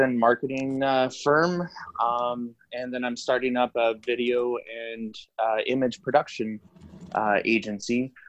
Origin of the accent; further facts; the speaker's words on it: Winnipeg, Manitoba, Canada; also born or lived in Vancouver; My dad's from Libya. My mom's French Canadian, and I was born in Vancouver, actually.